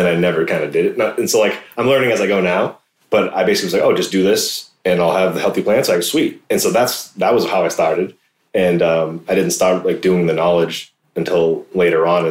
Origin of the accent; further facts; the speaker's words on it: East Coast, United States; moved away; I come from the East Coast